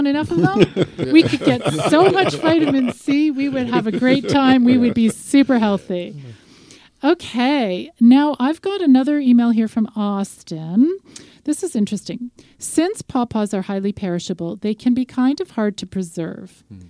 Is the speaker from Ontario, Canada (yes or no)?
no; Regina, Saskatchewan, Canada; I'm from Regina, Saskatchewan.